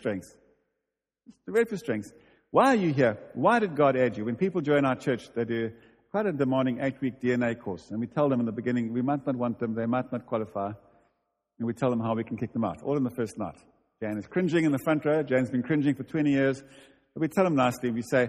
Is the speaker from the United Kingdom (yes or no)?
yes; United Kingdom; We'll make it. We're British. Calm down.